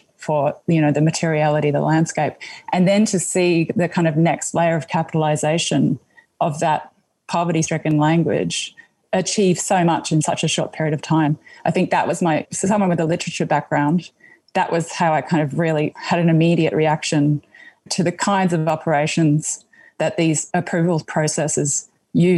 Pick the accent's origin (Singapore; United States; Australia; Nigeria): Australia; Gooreng Gooreng country, East Coast, Queensland; moved away; also born or lived in Alice Springs, Australia; I grew up on Gurangurang country on the East Coast in a small port town, which has quite a significant relationship to the mineral wealth that gets exported from the north of the country. It was a huge coal port before it became a gas port.